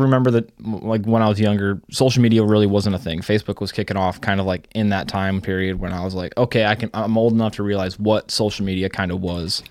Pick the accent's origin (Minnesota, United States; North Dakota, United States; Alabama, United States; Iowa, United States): Iowa, United States; I'm from Iowa.